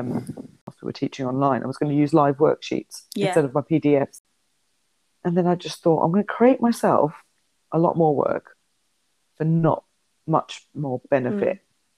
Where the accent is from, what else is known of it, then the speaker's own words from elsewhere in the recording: London, United Kingdom; accent: neutral; I'm from London. I've got quite a neutral accent. I work in the Northwest.